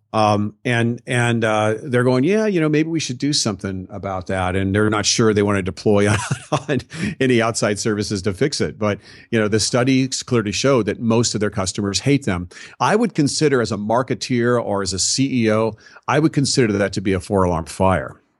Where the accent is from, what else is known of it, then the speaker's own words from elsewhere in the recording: Southern California, United States; I was raised in Southern California